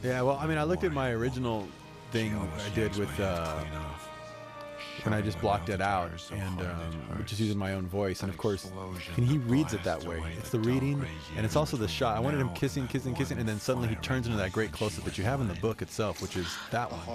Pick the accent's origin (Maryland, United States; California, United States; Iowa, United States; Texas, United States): Texas, United States; I'm from Texas